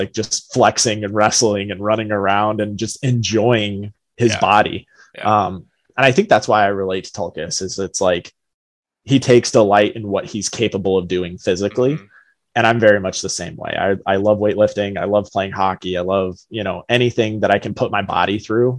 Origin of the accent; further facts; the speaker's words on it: Colorado, United States; now in Michigan, United States; growing up in Colorado